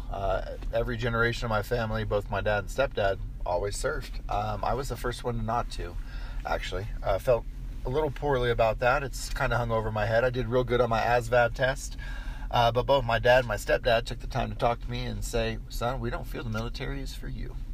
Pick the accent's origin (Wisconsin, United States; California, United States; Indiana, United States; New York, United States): Indiana, United States; Crown Point; born there; I was born in Crown Point, Indiana.